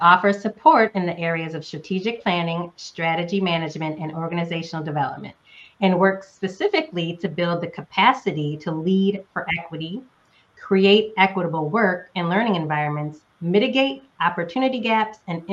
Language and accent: English; Northeast United States, United States; moved away; also born or lived in Southern United States; I am a current Southerner, but was born and raised in the Northeast United States